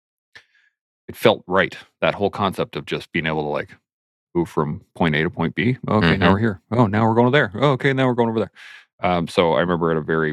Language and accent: English; southern Alberta, Canada; also born or lived in Calgary / Lethbridge / Claresholm / Pincher Creek; born and raised in southern Alberta